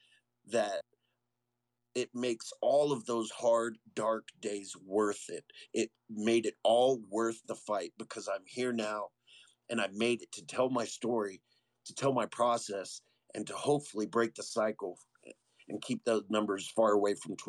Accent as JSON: {"language": "English", "town": "San Antonio", "region": "Texas", "country": "United States", "tie": "born or raised there", "moved": "as an adult", "lives_now": "Colorado Springs, United States", "said": "being born and raised in San Antonio"}